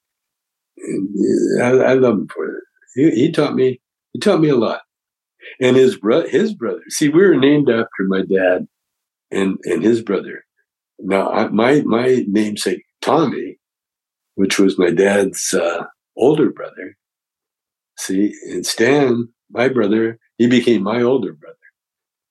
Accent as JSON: {"language": "English", "town": "Calgary", "region": "Alberta", "country": "Canada", "tie": "born or raised there", "said": "I grew up in Calgary, Alberta, Canada"}